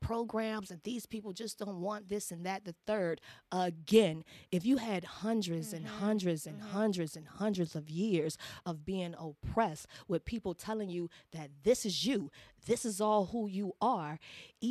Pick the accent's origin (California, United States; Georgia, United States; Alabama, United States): Georgia, United States; Savannah; I'm from the South, and Savannah has changed.